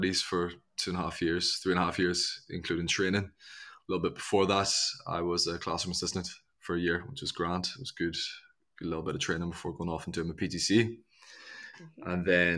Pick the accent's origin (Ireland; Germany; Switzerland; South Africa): Ireland; growing up in Ireland, you still got castles